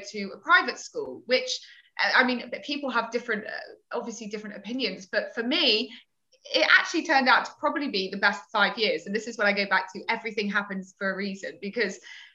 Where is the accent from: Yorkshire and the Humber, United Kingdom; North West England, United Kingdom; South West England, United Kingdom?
South West England, United Kingdom; Torquay; the girls' grammar school in the area that I grew up in Torquay